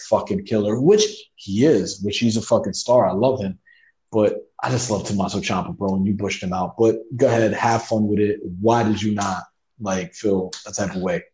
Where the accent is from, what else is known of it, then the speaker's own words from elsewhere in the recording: New York City, New York, United States; we're Puerto Ricans, we're from the Bronx